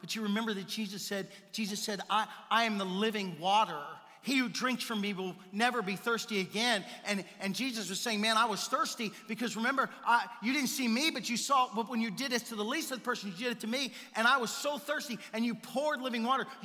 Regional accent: the South, United States; now in Simi Valley, United States; we're from the South

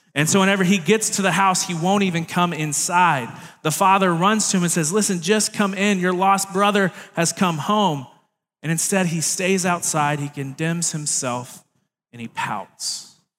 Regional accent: Baton Rouge, Louisiana, United States; moved away; I was born down in Baton Rouge, Louisiana, which is a very different place in the world

